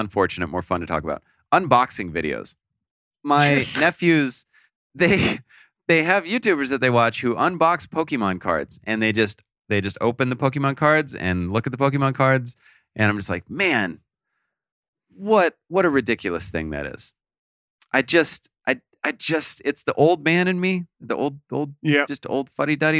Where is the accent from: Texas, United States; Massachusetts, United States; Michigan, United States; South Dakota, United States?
South Dakota, United States; I'm from South Dakota